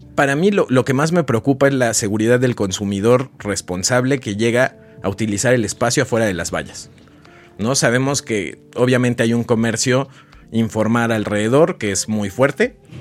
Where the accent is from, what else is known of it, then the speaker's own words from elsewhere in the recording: Oaxaca, Mexico; yo soy de Oaxaca